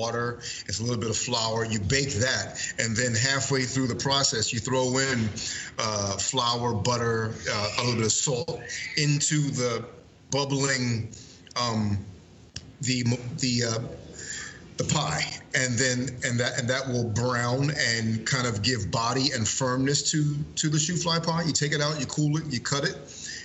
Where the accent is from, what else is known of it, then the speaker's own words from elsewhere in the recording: Coatesville, Pennsylvania, United States; people from my hometown